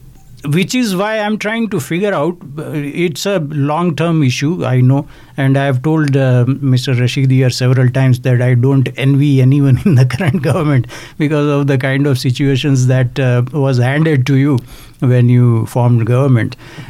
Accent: Canada; Now, I'm not personally affected by that, but naturally, as a Canadian, I have to have concern for other Canadians as well.

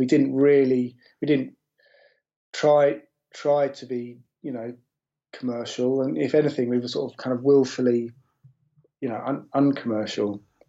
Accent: Pacific Northwest, United States; growing up in the Pacific Northwest, you know, you're quite isolated and there are these sort of isolated scenes

